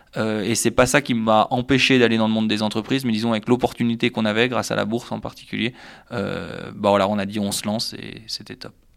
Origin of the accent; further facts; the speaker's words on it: Annecy, Auvergne-Rhône-Alpes, France; moved away as an adult; also born or lived in Lausanne, Switzerland; je viens d'Annecy en France voisine où j'ai fait mes études jusqu'au baccalauréat